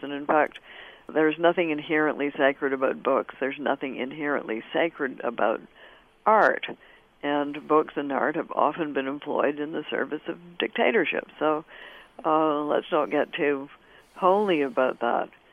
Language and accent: English; Canada; I'm Canadian of a certain generation, and we had it in school